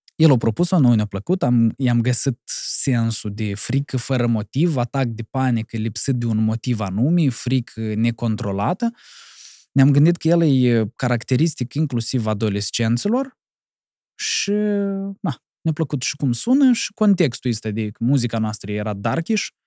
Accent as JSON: {"language": "Romanian", "town": "Cahul", "region": "Cahul District", "country": "Moldova", "said": "eu sunt de la Cahul"}